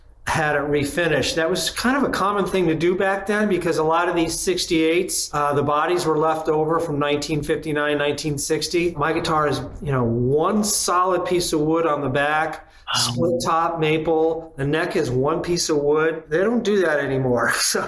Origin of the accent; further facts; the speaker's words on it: Batavia, New York, United States; I'm from a very small town in western New York called Batavia. It's right between Buffalo and Rochester, and today it's probably about 6 feet under snow.